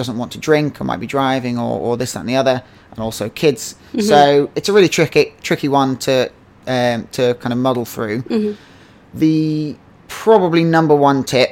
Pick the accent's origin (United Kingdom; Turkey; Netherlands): United Kingdom; Henley-on-Thames, South East England; moved away as an adult; I've always wanted to come back to my hometown, Henley-on-Thames, and launch a distillery here